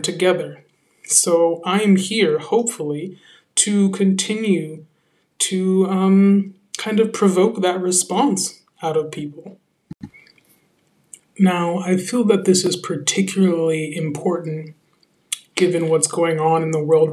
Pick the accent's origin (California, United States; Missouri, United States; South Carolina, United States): California, United States; San Francisco; moved away as an adult; also born or lived in New York City / London / Paris; now in France; I come from San Francisco, California, actual San Francisco, where I was born and raised.